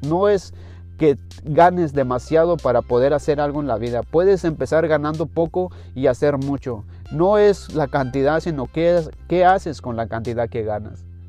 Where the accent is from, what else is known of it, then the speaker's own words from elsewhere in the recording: Mexico; moved away; yo soy mexicano